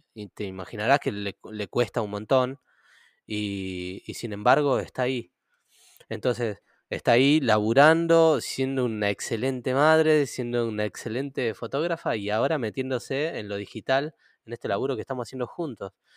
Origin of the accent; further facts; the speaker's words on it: Buenos Aires, Argentina; Yo crecí en Ciudad Oculta toda mi adolescencia y parte de la, niñez también.